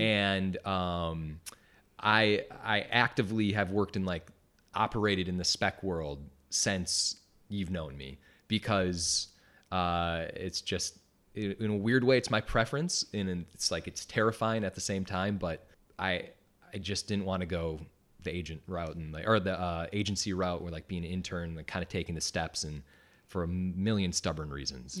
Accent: Wisconsin, United States; moved away as an adult; I'm from Wisconsin.

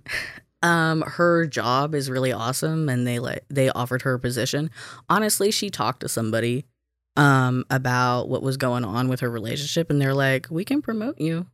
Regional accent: Alabama, United States; moved away as an adult; also born or lived in Kansas; now in Minnesota, United States; I was born in Kansas, um, but I grew up in Alabama.

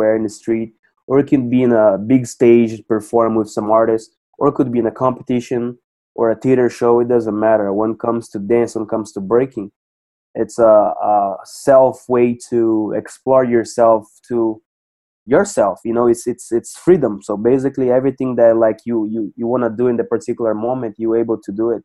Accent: Cascavel, Paraná, Brazil; I started here in my hometown in Cascavel, Paraná, Brazil

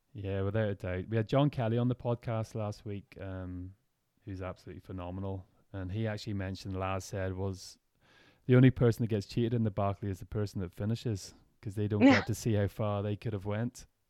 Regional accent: Ireland; we're from Ireland

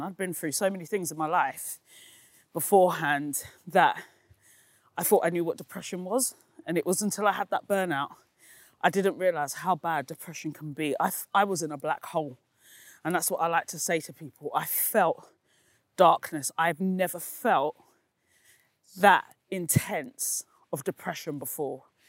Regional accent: London, United Kingdom; also born or lived in East Dulwich; I grew up in Peckham, and I now live in East Dulwich

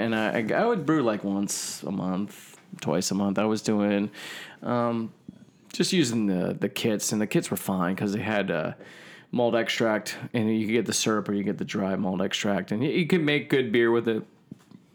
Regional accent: New Jersey, United States; also born or lived in Delaware; I'm from South Jersey

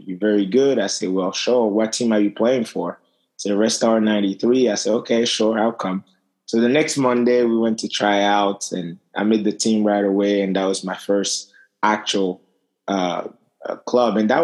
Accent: Togo; also born or lived in Paris, France; now in United States; Yeah, so I was born in Togo. It's a very small country in West Africa.

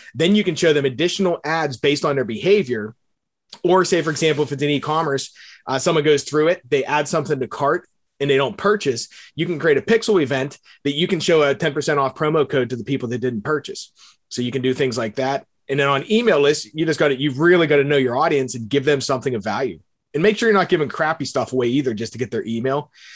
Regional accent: Bethel Park, Pennsylvania, United States; I grew up in Pittsburgh. I, it's actually a suburb in Bethel Park.

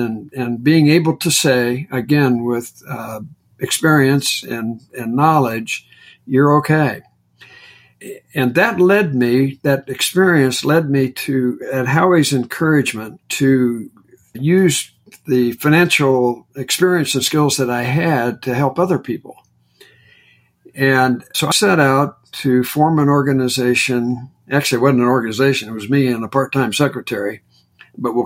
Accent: Indiana, United States; moved away; I'm from Indiana originally

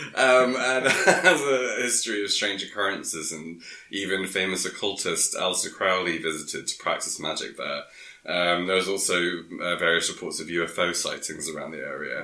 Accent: Sussex, South East England, United Kingdom; I'm from Sussex

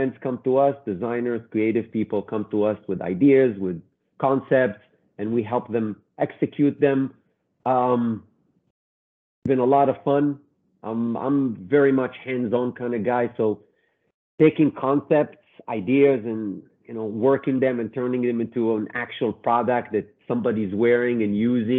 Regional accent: Israel; moved away as an adult; now in New York, United States; I'm originally from Israel, studied fashion design, and then in 25 years ago came to New York

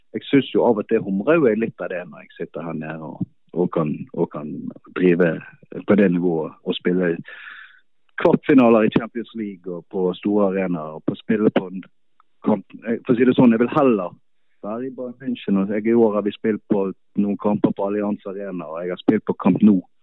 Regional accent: Bergen, Vestland, Norway; moved away as an adult; also born or lived in Drammen, Norway; now in Munich, Germany; så er jeg jo bergenser, jeg var der i nesten fire år, og da ville jeg hjem igjen

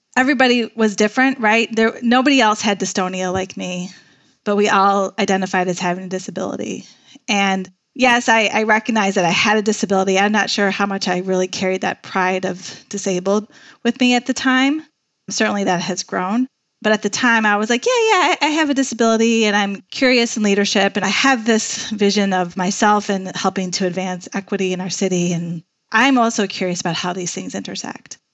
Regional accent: Chicago, Illinois, United States; also born or lived in Washington, D.C.; I'm from Chicago. I knew Chicago would eventually be home

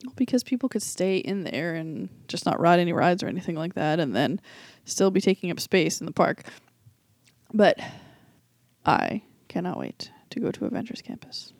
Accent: Boston, Massachusetts, United States; I was from Boston.

